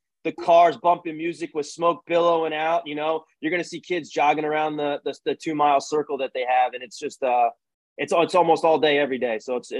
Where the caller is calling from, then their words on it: Pennsylvania, United States; And I'm calling you from Pennsylvania right now. We moved over the border.